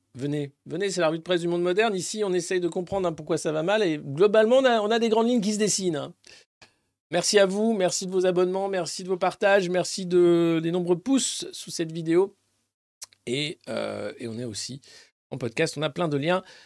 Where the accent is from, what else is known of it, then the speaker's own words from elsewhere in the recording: France; en tant que Français